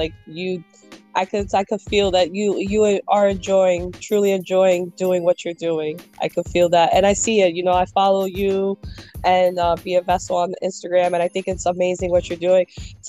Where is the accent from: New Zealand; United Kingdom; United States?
United States; New York City, New York; now in Lancaster, United States; And for me, like coming from a big city like New York City, where like homelessness is prevalent